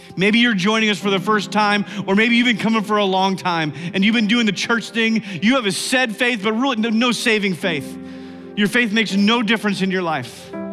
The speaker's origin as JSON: {"language": "English", "country": "United States", "said": "I'm an American"}